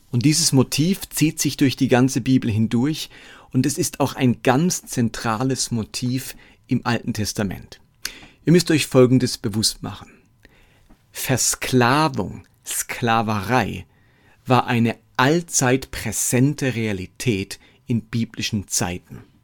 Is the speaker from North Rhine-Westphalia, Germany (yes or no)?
no; Lörrach, Baden-Württemberg, Germany; now in Erlangen, Germany; Ab Sommer ziehe ich wieder zurück nach Lörrach in meine alte Heimat